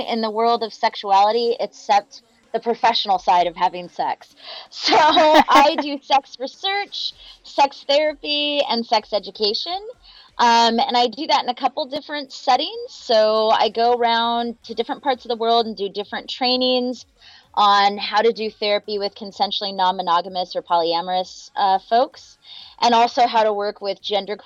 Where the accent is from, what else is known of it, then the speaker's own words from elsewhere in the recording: Houston, Alaska, United States; now in Minneapolis-St. Paul, United States; I grew up in Houston, Alaska